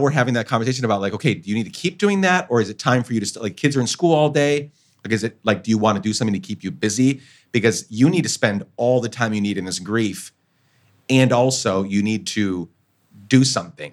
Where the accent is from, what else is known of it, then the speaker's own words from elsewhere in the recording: Guatemala; moved away; I grew up in Guatemala